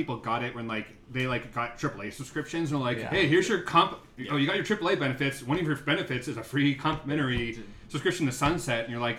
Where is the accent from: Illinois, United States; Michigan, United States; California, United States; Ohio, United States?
California, United States; Mendocino County; born or raised there